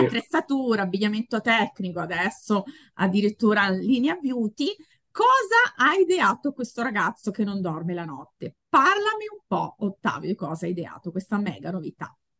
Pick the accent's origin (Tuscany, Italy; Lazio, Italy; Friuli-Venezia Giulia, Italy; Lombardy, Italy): Lazio, Italy; Latina; io sono di Latina